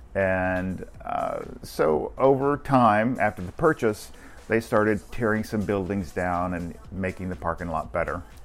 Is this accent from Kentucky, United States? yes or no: yes; Beaver Dam, Kentucky, United States; now in Orlando, United States; I was born in a little small town called Beaver Dam, Kentucky